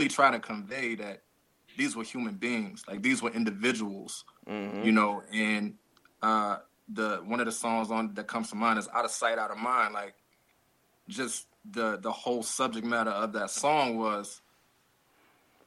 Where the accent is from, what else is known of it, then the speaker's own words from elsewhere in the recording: Louisiana, United States; now in Atlanta, United States; from Louisiana, but currently I live in Atlanta, Georgia